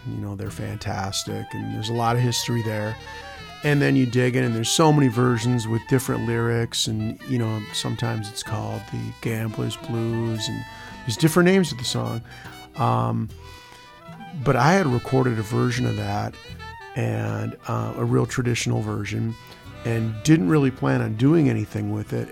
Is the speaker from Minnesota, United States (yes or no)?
yes; Stillwater, Minnesota, United States; I grew up in Stillwater, Minnesota